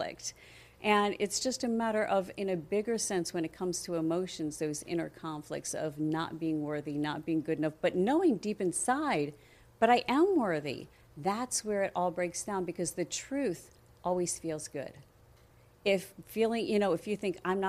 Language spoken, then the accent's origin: English; Coral Springs, Florida, United States; also born or lived in New Jersey / Pennsylvania; I was raised in Coral Springs.